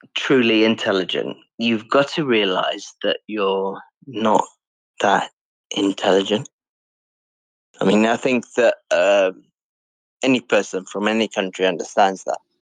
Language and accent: English; South Africa; accent: British; moved away; also born or lived in United Kingdom; I was raised in South Africa